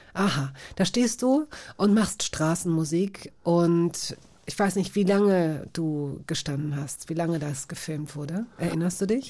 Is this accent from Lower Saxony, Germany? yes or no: yes; Hanover, Lower Saxony, Germany; ich komme selbst aus Hannover